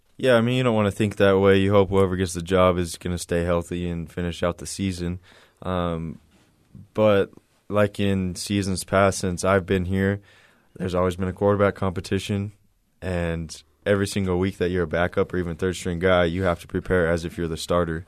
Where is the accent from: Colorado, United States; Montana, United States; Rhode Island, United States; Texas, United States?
Texas, United States; El Paso; moved away as an adult; also born or lived in Chandler, Arizona; I went to high school in El Paso, Texas, um, when I graduated, my family moved to Chandler